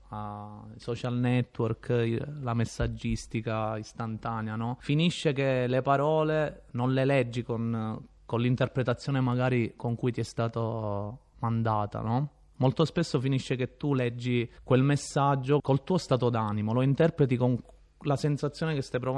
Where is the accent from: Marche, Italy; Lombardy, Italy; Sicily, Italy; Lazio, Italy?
Sicily, Italy; E eh, sono tornato appositamente nel mio paese, diciamo, d'origine, in Sicilia, dove non succede praticamente nulla, per fortuna.